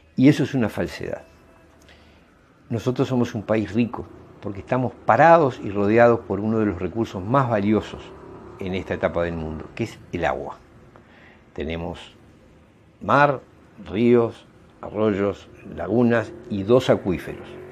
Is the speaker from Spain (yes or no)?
no; Uruguay; Actuamos como ciudadanos uruguayos